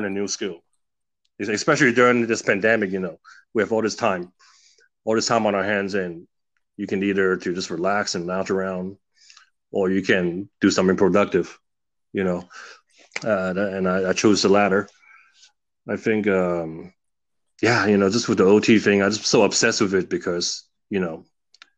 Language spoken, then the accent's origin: English; California, United States; an immigrant growing up in the States